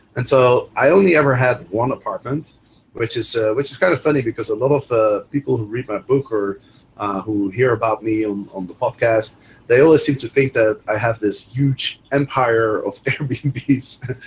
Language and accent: English; Netherlands; moved away as an adult; also born or lived in Amsterdam / Chicago; I'm originally from Holland